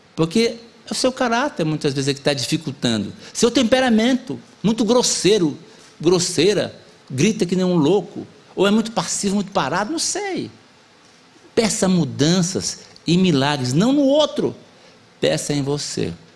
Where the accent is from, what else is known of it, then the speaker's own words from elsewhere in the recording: Amazonas, Brazil; Eu sou do Amazonas, né? E lá na minha terra tem o negócio da canoa